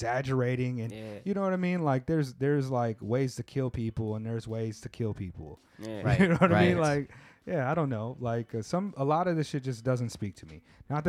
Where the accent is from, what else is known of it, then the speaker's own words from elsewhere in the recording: West Coast, United States; I come from the West Coast